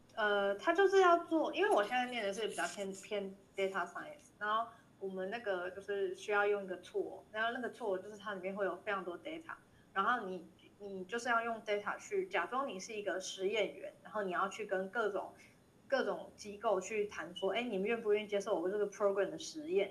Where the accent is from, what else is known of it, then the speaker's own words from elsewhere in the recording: Taiwan; 我是台湾人